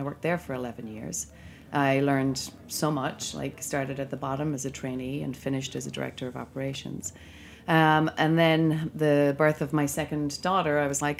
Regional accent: Ireland; moved away as an adult; now in United States; I'm originally from Ireland, and I came here for a summer in 1990

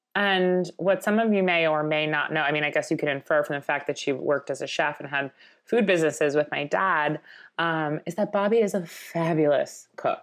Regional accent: Long Island, New York, United States; growing up in Long Island

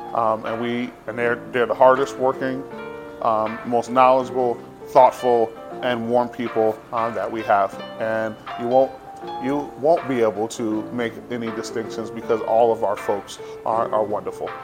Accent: Boston, Massachusetts, United States; we grew up in the Roxbury section of the city of Boston. So um, I'm from, as we would note, the berry, but not the fruit

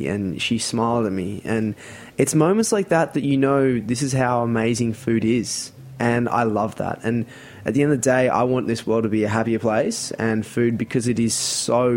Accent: Sydney, New South Wales, Australia; moved away as an adult; now in New York, United States; I grew up in Sydney, a place called the Northern Beaches

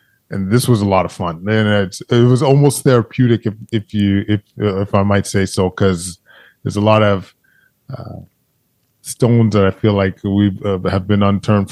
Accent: Alberta, Canada; I grew up in Alberta

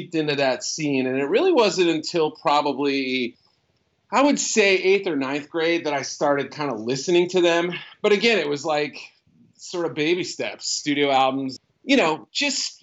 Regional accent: Haverhill, Massachusetts, United States; moved away; also born or lived in Andover, Massachusetts; I grew up north of Boston in a town called Haverhill, Massachusetts, and then eventually Andover, Mass

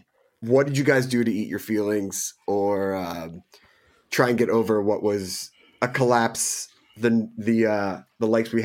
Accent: Philadelphia, Pennsylvania, United States; we're all from Philly

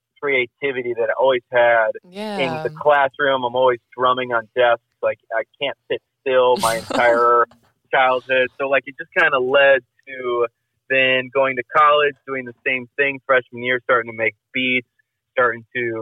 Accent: Libertyville, Illinois, United States; moved away as an adult; also born or lived in San Clemente, California / Lawrence, Kansas / Los Angeles, California; I grew up in Southern California and then moved to Chicago or Libertyville when I was like 8

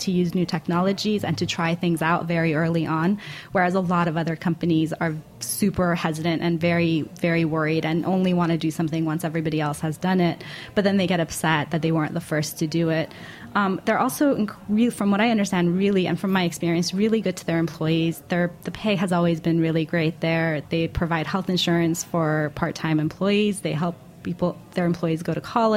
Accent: Seattle, Washington, United States; we're both from the Seattle area

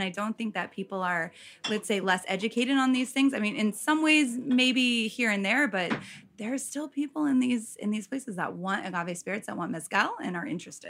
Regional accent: Midwest, United States; As a Midwesterner, I will answer this one.

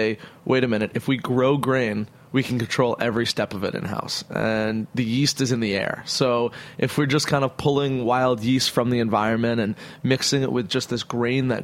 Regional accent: Hudson Valley, New York, United States; also born or lived in Brooklyn, New York; we lived up in the Hudson Valley because when I was about 8, we moved up to Hudson Valley from Brooklyn

